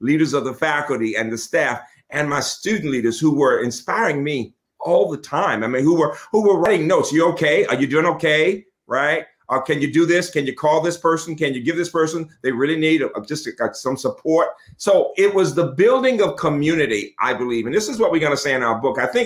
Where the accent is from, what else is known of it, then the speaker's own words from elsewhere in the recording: Birmingham, Alabama, United States; now in Maryland, United States; seeing the horrors of growing up in Birmingham